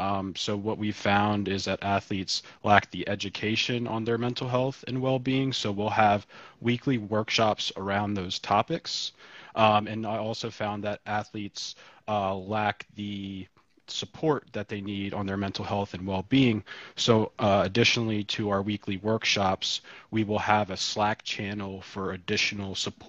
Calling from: Baltimore, Maryland, United States; I'm calling in from Baltimore.

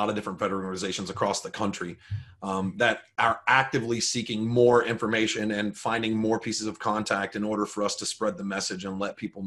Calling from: Kentucky, United States; I'm calling you from Kentucky

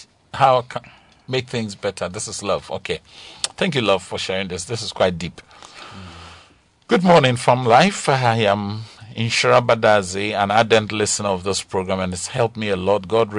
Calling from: Kpong, Eastern Region, Ghana; from Kpong.

